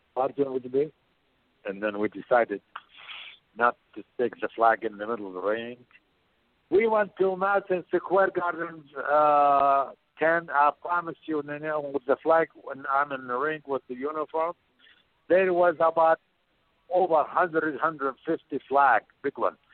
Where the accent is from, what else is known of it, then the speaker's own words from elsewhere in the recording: Baghdad, Baghdad Governorate, Iraq; moved away; also born or lived in Portland, Oregon; I am from Baghdad, Iraq